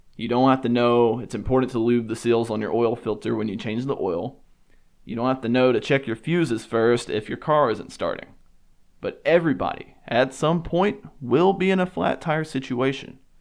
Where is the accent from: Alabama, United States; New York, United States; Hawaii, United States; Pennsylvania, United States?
Alabama, United States; I grew up in the South and I grew up in a church